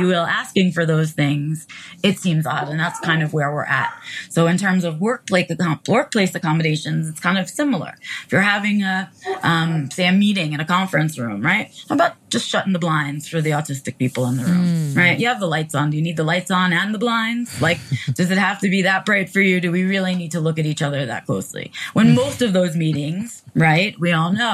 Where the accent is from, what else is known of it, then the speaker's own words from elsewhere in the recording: New York City, New York, United States; I was raised in New York City